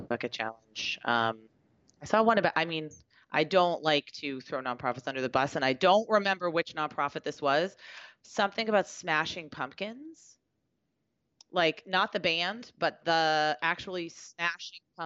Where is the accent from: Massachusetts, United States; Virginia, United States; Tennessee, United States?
Massachusetts, United States; Beverly; also born or lived in Boston; Where I live, my hometown